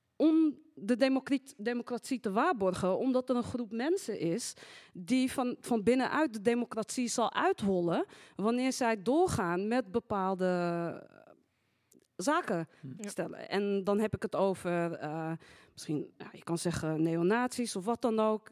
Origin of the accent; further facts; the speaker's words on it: Amsterdam, North Holland, Netherlands; ik ben Marokkaans-Nederlands, geboren getogen in Amsterdam